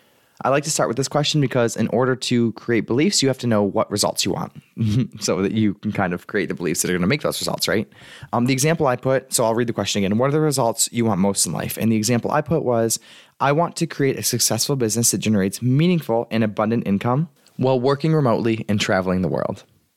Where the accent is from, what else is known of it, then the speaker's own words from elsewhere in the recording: Michigan, United States; I'm from Michigan.